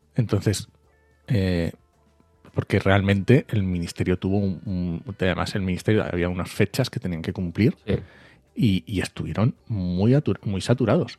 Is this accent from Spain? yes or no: yes; Asturias, Spain; yo soy asturiano